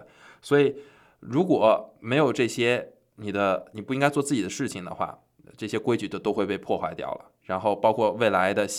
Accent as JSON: {"language": "Chinese", "country": "China", "said": "我们中国人经常啊会说"}